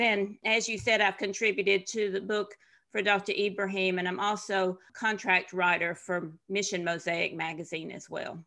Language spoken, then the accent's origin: English; Tennessee, United States; moved away as an adult; also born or lived in Ivory Coast / Middle East and North Africa; I'm from Tennessee originally. and very typical, what you would think of as a Southern girl